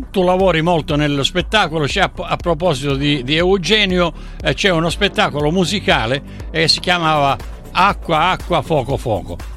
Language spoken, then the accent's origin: Italian; Barcellona Pozzo di Gotto, Sicily, Italy; con me sfondi una porta aperta perché sono siciliano, per cui noi siamo del sud.